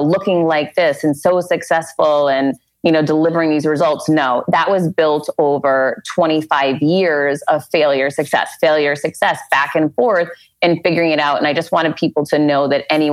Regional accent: Worcester, Massachusetts, United States; now in Miami, United States; growing up in Worcester, it was so incredibly different.

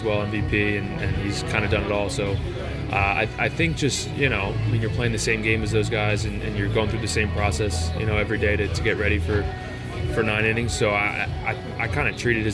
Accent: Philadelphia, Pennsylvania, United States; moved away; I'm from the other side of PA. I'm from Philadelphia

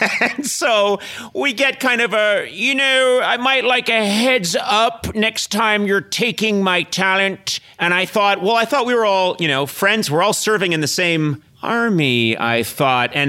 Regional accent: Brookline, Massachusetts, United States; I grew up in Brookline, Mass.

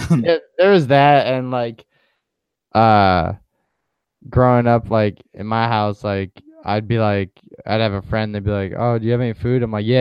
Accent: New York, United States; Growing up in New York, living close to people in walking distance

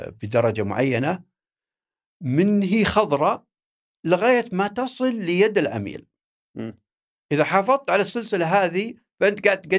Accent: Saudi Arabia; هي بدات عندنا في السعوديه يمكن 2012 13

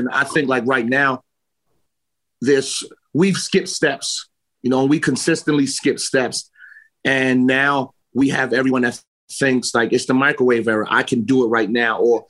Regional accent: New York City, New York, United States; also born or lived in Queens / the Bronx / Brooklyn / Yonkers; I'm New York's own. I was born in Queens, raised in Harlem, lived in the Bronx, spent a little bit of time in Brooklyn. The only place that I haven't lived in is Staten Island.

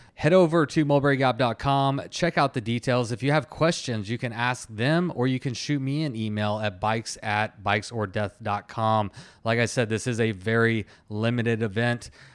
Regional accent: Texas, United States; I'm from Texas

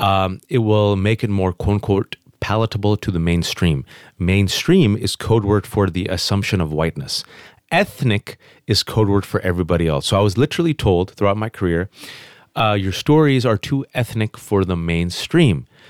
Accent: Fremont, California, United States; English is a second language; born and raised in the Bay Area, California.

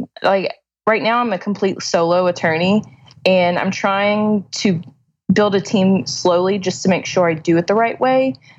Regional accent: Pasadena, Texas, United States; now in Deer Park, United States; Pasadena, Texas.

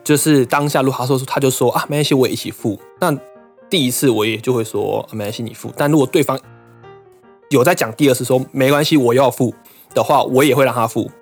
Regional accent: Taiwan; moved away as an adult; now in Japan; 我老家附近的土地公哎。跟我从小拜拜拜到大的关公庙

